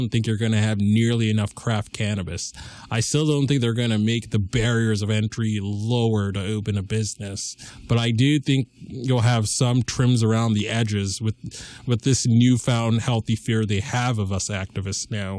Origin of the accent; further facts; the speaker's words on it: Lee, Massachusetts, United States; I'm a junior from Leo, Massachusetts, the heartland of America.